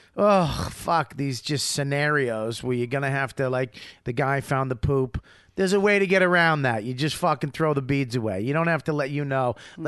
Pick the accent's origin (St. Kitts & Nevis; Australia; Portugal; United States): Australia; you know, I'm from Australia. I'm real honest.